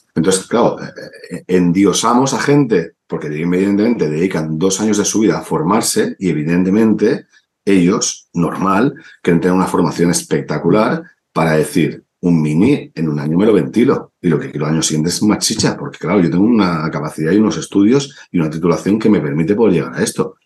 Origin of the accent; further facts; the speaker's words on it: Cornellà de Llobregat, Catalonia, Spain; soy de Cornella.